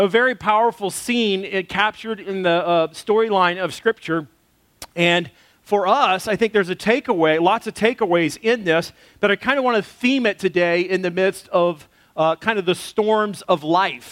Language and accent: English; United States; moved away; also born or lived in Texas / Arkansas; I grew up in Texas and Arkansas where we had storm shelters